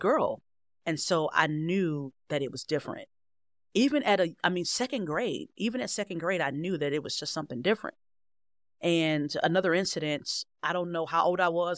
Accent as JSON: {"language": "English", "town": "Cleveland Heights", "region": "Ohio", "country": "United States", "tie": "born or raised there", "said": "I originally grew up in Cleveland Heights"}